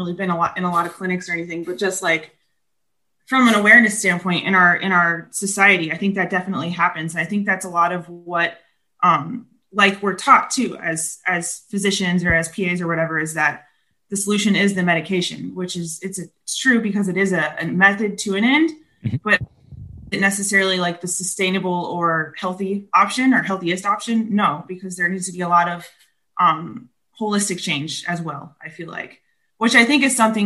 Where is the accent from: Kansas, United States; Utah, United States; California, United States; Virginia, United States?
Kansas, United States; Kansas. I'm originally from Kansas. Yeah. Yep. Growing up in Kansas my whole life